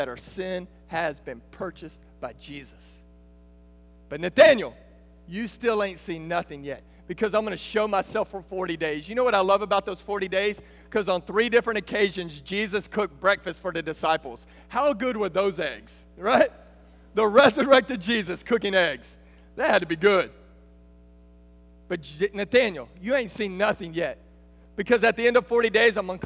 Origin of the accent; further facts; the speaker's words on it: Texas, United States; We're from Texas. We're from the South